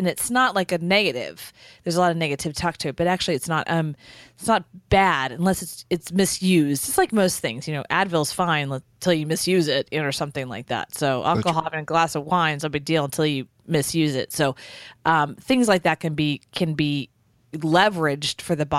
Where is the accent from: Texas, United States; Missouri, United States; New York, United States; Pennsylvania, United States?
Texas, United States; I'm from Texas and born and raised.